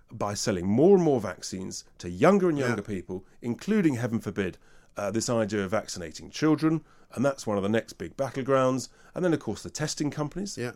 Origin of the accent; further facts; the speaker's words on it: England, United Kingdom; I'm English